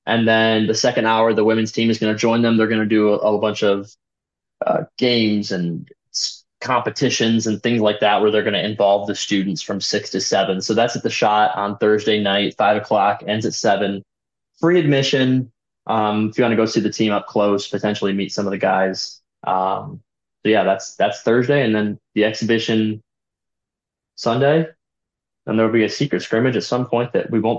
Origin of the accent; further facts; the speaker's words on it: Maryland, United States; People forget, but I am from Maryland.